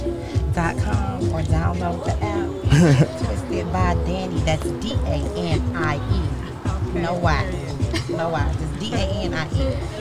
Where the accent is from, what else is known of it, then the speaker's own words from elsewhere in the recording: Detroit, Michigan, United States; now in Huntsville, United States; I'm originally from Detroit.